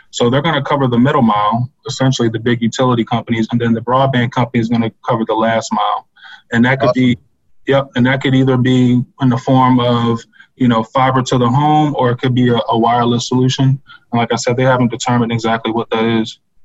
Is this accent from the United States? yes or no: yes; Locust Grove, Virginia, United States; I grew up in Locust Grove